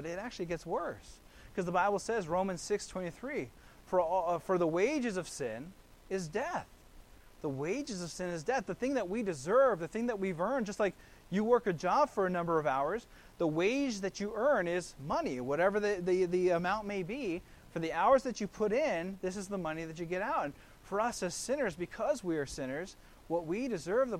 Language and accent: English; Kailua, Hawaii, United States; I grew up there in Kailua, there on the island of Oahu